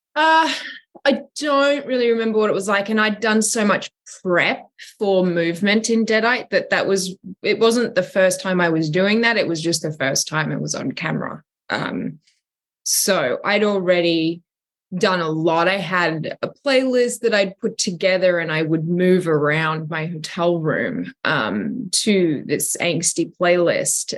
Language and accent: English; Australia; accent: Australian; I've never actually worked in my natural accent. I've never been Australian for a character.